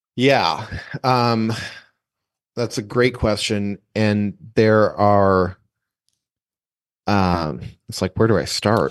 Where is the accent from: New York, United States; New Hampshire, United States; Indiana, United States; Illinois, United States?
New Hampshire, United States; I grew up in New Hampshire